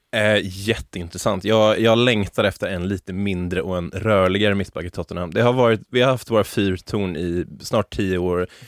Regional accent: Sweden; jag är som svensk

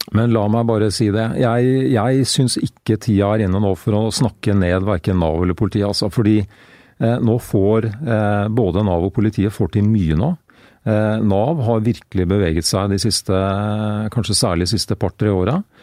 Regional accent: Greverud, Akershus, Norway; hjemme på Greverud.

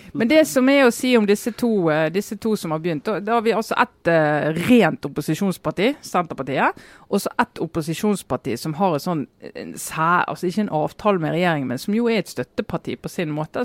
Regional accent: Western Norway, Norway; som vestlending

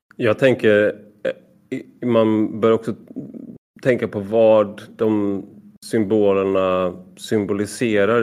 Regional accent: Gothenburg, Västra Götaland, Sweden; som en del hör så kommer jag från Göteborg

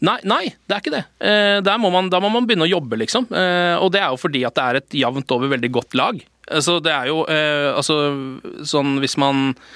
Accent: Moss, Østfold, Norway; Moss, som er min hjemby by.

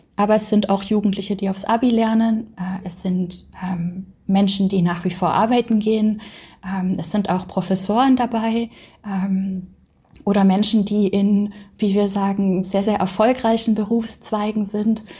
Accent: Baden-Württemberg, Germany; ich bin auf dem Dorf aufgewachsen in Baden-Württemberg.

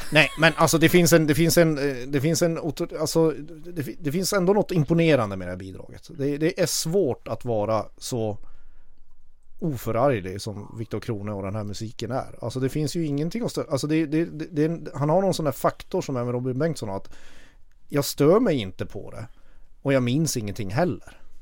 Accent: Kiruna, Norrbotten County, Sweden; now in Stockholm, Sweden; jag kommer från Kiruna. Jag är uppvuxen med urfäderna till den här förbannade epadunken

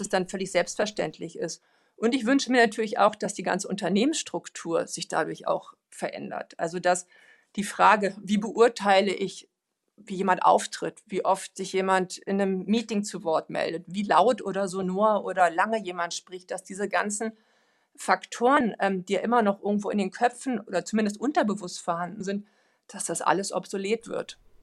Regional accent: Sweden; moved away; ich bin ja selber auch Schwedin

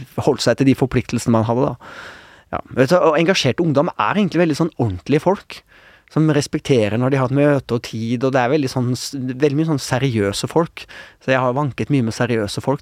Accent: Oslo, Norway; also born or lived in Haugesund; da var jeg ett og et halvt år, og da flytta vi til til Oslo

